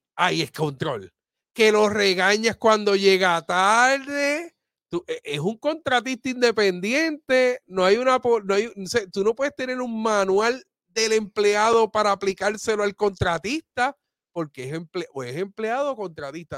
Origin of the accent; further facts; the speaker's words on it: Aibonito, Puerto Rico; de mi pueblo de ahí bonito